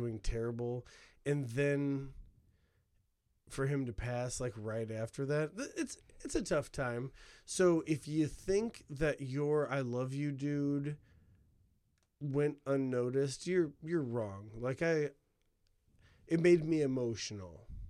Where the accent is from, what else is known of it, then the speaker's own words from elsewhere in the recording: Northwest Indiana, United States; I'm from an hour outside of Chicago in Northwest Indiana.